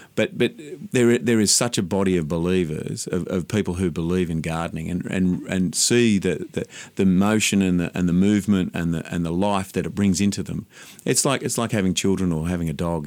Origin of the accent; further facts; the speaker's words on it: Sydney, New South Wales, Australia; also born or lived in Mount Irvine, New South Wales; I grew up in Dundas Valley, out in the western suburbs of Sydney